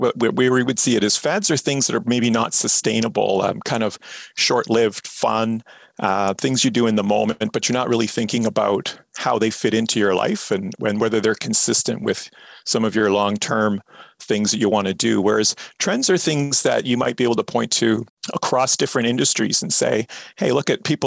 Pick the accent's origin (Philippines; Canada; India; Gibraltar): Canada; we're typically Canadian